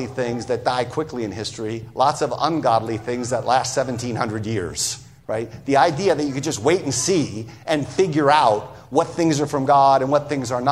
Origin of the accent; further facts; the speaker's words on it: United States; being an American